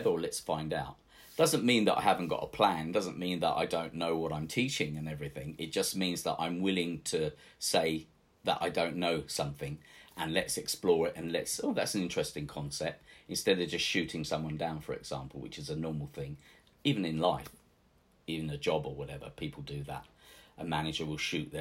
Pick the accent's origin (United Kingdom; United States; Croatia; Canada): United Kingdom; England; He came from Venice, so of course I'm English. I'm not Italian, but I have an Italian name.